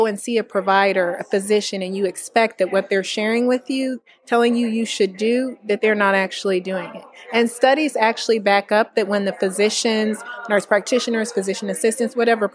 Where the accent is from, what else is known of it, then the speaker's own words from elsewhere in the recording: Indianapolis, Indiana, United States; moved away as an adult; also born or lived in North Carolina / Kentucky / Maryland; I'm actually born and raised in Indiana